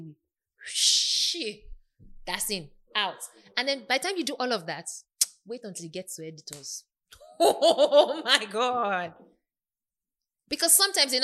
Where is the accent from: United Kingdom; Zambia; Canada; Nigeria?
Nigeria; Warri, Delta; I come from Warri, we run things there